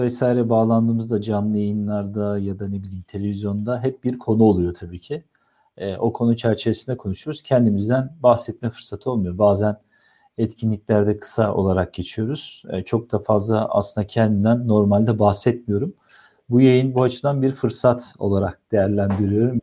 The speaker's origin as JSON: {"language": "Turkish", "region": "Istanbul", "country": "Turkey", "tie": "born or raised there", "said": "1979 yılında İstanbul'da doğdum"}